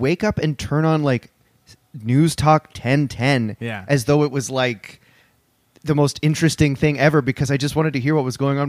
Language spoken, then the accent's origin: English; Orangeville, Ontario, Canada; I grew up in Orangeville. And everybody fucking talks like